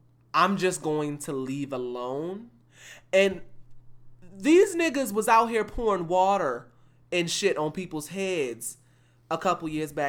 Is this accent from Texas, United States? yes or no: yes; Houston, Texas, United States; Being that I'm from Houston and current in Houston, nobody down here is challenging one another to donate.